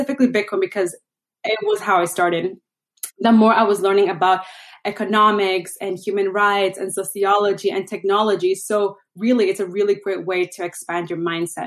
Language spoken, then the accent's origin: English; Venezuela; moved away; I'm originally from Venezuela